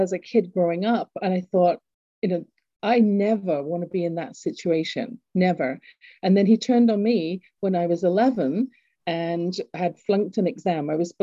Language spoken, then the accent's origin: English; England, United Kingdom; accent: English; moved away; I grew up in England, you can tell from my accent